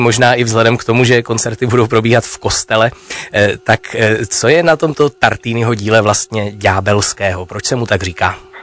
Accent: Opava, Moravian-Silesian Region, Czechia; Já jsem shodou okolností zase z Opavy

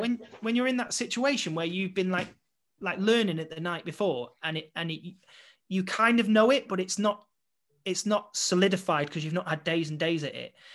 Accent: Blackpool, North West England, United Kingdom; moved away; to return back to my hometown

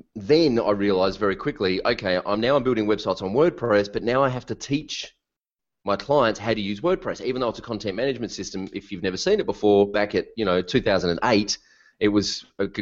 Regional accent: Melbourne, Victoria, Australia; I'm from Melbourne, Australia

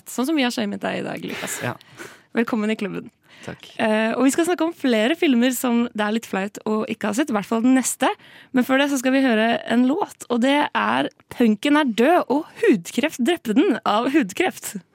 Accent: Norway; Og som nordmann

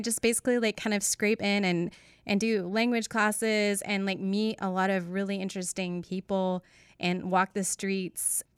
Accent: Northwest Arkansas, United States; growing up in Northwest Arkansas

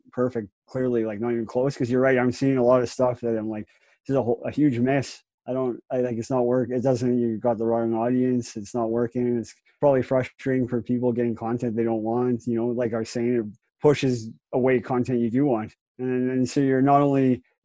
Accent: Calgary, Alberta, Canada; also born or lived in Campbell River, Vancouver Island; I was born in Calgary in 83, so I've been here quite a while. Like, I'm 36 now, so I've been here my whole life.

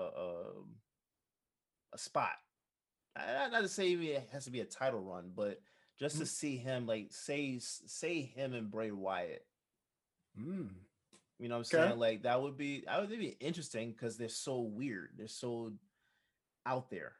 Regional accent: Jamaica; Being a Jamaican

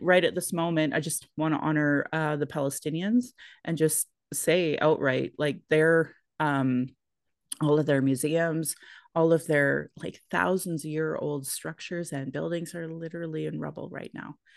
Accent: Sylvan Lake, Alberta, Canada; born or raised there; also born or lived in Calgary, Alberta

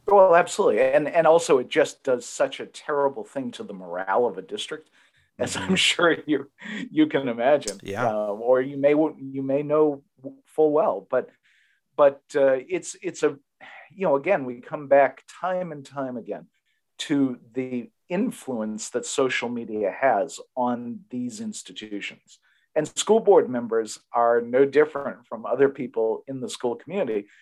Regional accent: Massachusetts, United States; my home state of Massachusetts

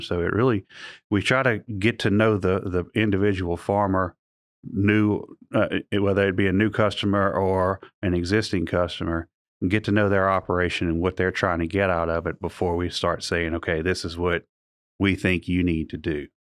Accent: Alexandria, Louisiana, United States; I'm originally from Alexandria

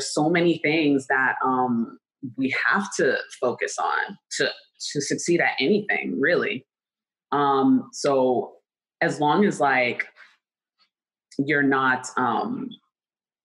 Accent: New York City, New York, United States; I'm from New York City

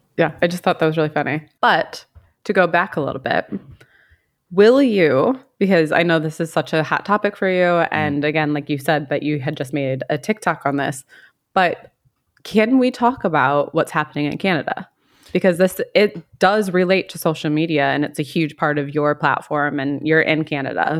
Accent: United States; moved away; I'm American and I I live in another country

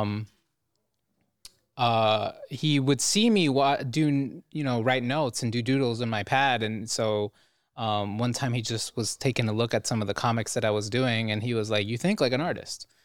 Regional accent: Cleveland, Ohio, United States; growing up in Cleveland, I was just like an anime kid

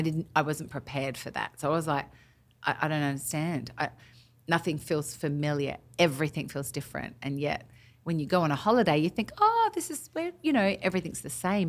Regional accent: Australia; moved away as an adult; now in Nashville, United States; I'm obviously through and through Aussie on the inside, but completely acclimated to being American

